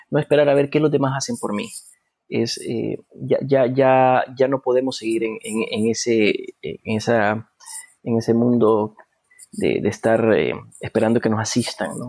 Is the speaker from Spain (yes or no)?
no; Honduras; Yo creo que nuestra responsabilidad, no solamente como hondureños, sino como seres humanos, es eh, apoyar a, otros